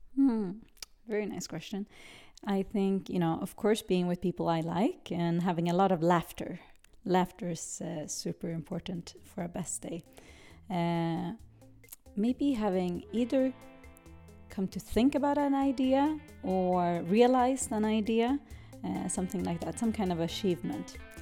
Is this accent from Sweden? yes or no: yes; Sweden; also born or lived in Brazil; I grew up in Sweden, uh, whilst I was born in Brazil.